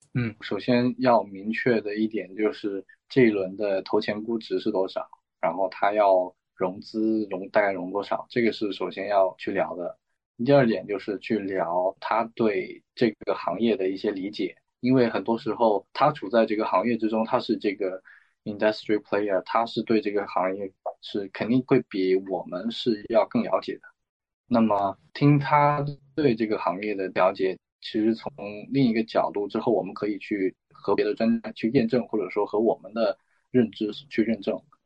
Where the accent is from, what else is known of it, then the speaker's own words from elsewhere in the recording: northern China, China; moved away as an adult; now in Hong Kong; 因为我是北方人